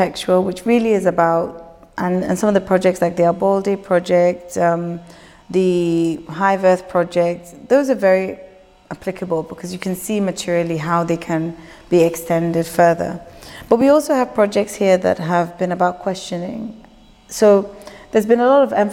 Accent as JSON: {"language": "English", "region": "Lagos", "country": "Nigeria", "tie": "born or raised there", "also_born_or_lived": "United Kingdom", "moved": "yes", "said": "growing up in Lagos, leaving Lagos, practicing, being educated in the UK, practicing, then coming back home"}